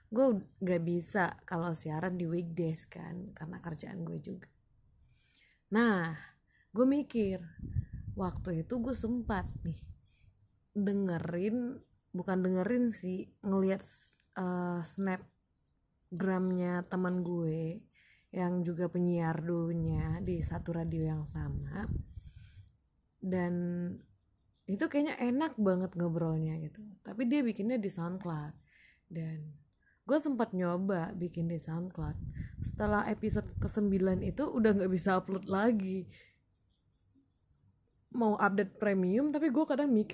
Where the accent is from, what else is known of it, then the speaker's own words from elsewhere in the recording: Padang, West Sumatra, Indonesia; now in Tangerang, Indonesia; gue asli Minang daerah Minang asli Sumatera Barat dan tepatnya di kota Padang